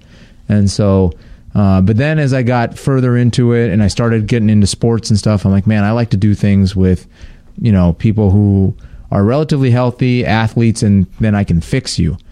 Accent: Inland Empire, California, United States; I grew up in the Inland Empire, so like about an hour east of L.A.

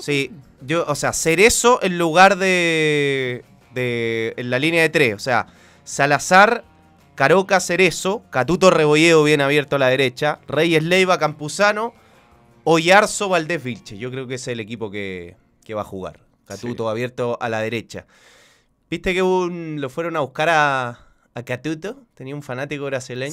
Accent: Chile; soy de Chile

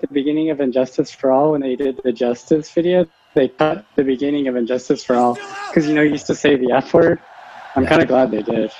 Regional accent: Huntington Beach, California, United States; Yeah, we grew up 8 miles from each other when you were there, Ethan. Because remember, I was in Huntington Beach.

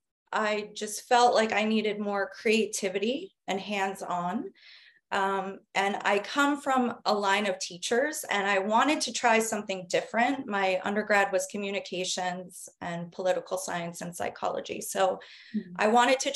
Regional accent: New Jersey, United States; moved away as an adult; also born or lived in Arizona / Washington, District of Columbia, United States / Italy; I am American. I was born in New Jersey, where I lived for most of my life

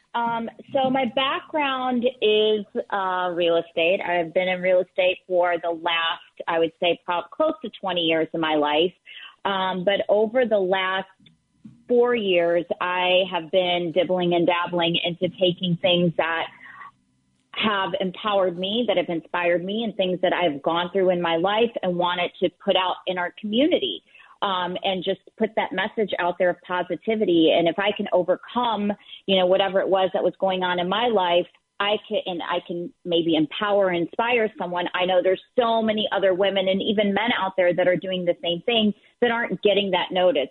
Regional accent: the South, United States; growing up in the South and being Middle Eastern

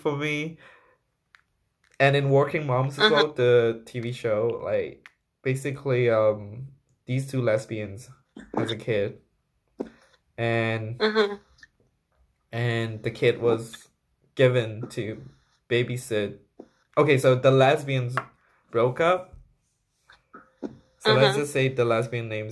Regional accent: Myanmar; moved away; also born or lived in Thailand; when I grew up in Myanmar, like before, just before I moved to Thailand

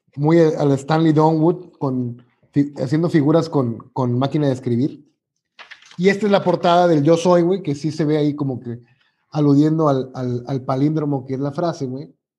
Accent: Mexico; uno como mexicano

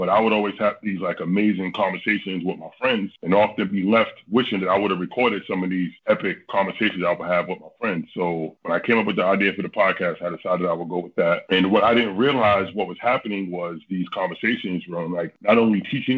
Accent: New York City, New York, United States; moved away as an adult; now in Washington State, United States; I'm actually originally from the East Coast. I'm from Brooklyn, New York, and I just moved out here

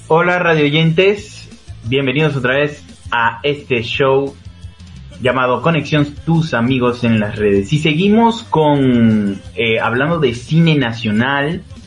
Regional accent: Venezuela; now in Peru

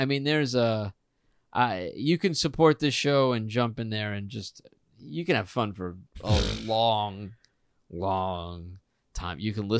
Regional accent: United States; moved away; I loved growing up in that town.

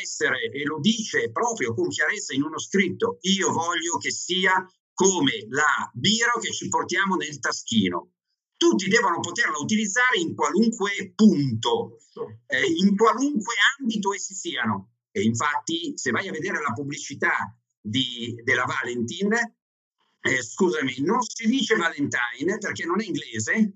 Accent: Milan, Lombardy, Italy; also born or lived in Veneto; now in Ivrea, Italy; io di origine sono milanese, eh, anzi ancora prima veneta, ma oggi ho vagato per il nord dell'Italia parecchio

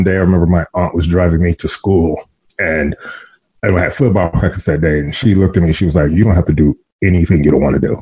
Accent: Los Angeles, California, United States; moved away as an adult; also born or lived in New York; I grew up in Los Angeles.

